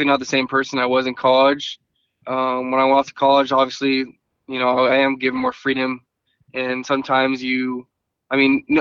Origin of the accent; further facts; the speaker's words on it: Thousand Oaks, California, United States; I was born in Thousand Oaks, California. My parents specifically chose to raise me in that area